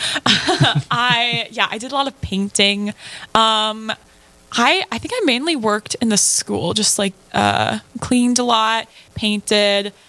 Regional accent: central Minnesota, United States; I'm from central Minnesota

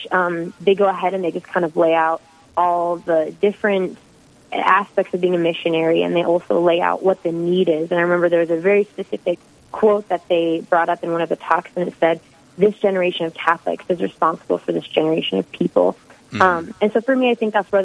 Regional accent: Hoquiam, Washington, United States; moved away as an adult; also born or lived in South Dakota; now in North Dakota, United States; I'm a West Coast girl. Been in the Midwest about 6 years now, but originally from a small logging town called Hoquiam. It's about 2 hours from Seattle.

